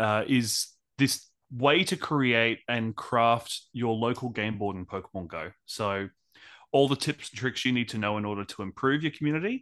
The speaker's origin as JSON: {"language": "English", "town": "Brisbane", "region": "Queensland", "country": "Australia", "said": "I'm from Brisbane, Australia."}